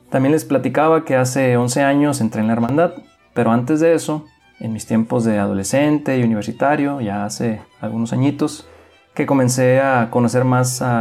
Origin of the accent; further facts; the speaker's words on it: Mexicali, Baja California, Mexico; moved away; soy originario de Mexicali, Baja California y tengo ya 11 años desde que salí de aquellas tierras para lanzarme a la mayor aventura de mi vida